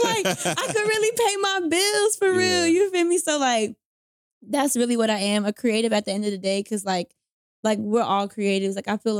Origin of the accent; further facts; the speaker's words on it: the South, United States; I'm from the South, so it probably sounds weird.